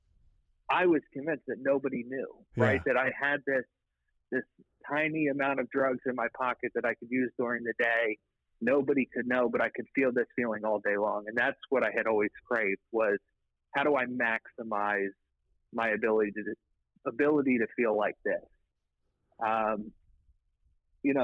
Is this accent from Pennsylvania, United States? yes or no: yes; outside Philadelphia, Pennsylvania, United States; Just outside of Philadelphia